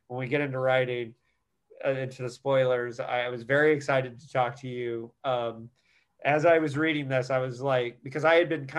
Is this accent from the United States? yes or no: yes; Bloomington, Indiana, United States; Bloomington, Indiana, which is my hometown.